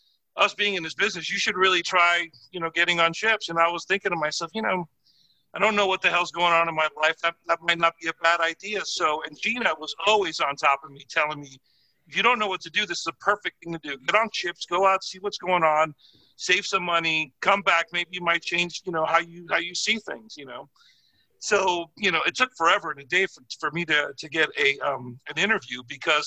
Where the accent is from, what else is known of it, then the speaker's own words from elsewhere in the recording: Miami, Florida, United States; I'm originally from South Florida. I grew up in Miami, went to high school there